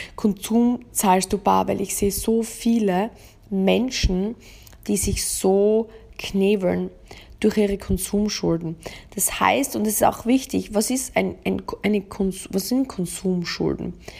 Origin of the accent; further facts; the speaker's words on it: Austria; bei uns in Österreich